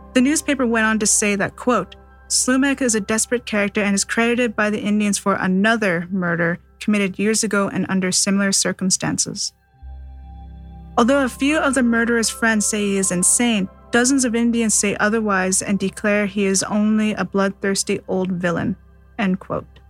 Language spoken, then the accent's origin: English; Seabird Island First Nation, British Columbia, Canada; Growing up in Seabird Island First Nation